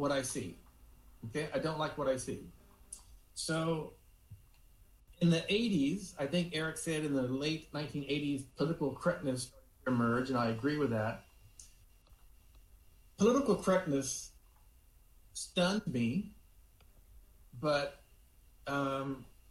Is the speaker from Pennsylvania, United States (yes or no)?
no; Houston, Texas, United States; I was born in 1960 in Houston, Texas